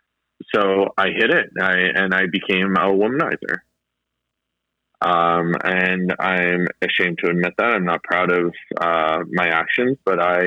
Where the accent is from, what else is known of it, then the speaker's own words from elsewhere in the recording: Northern Ontario, Canada; also born or lived in Sudbury area, Ontario; I grew up in Northern Ontario. Stereotypical Canadian upbringing, I should say, where I grew up in Northern Ontario and lived on the ice